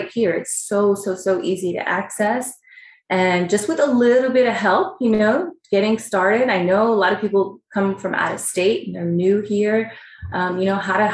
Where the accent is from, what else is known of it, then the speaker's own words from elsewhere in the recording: Palm Springs, California, United States; now in Arizona, United States; I grew up in Palm Springs, California